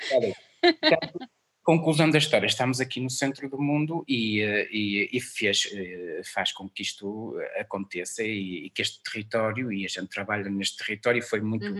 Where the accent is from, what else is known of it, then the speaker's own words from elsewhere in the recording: Portugal; A minha aldeia não é esta aqui de Mil, é, é do lado, é em Santa Maria